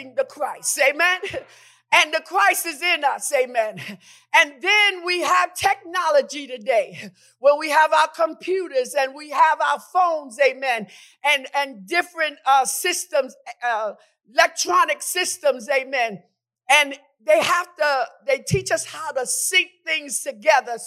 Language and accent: English; New York, United States; When I grew up in New York, amen, it was 10 of us.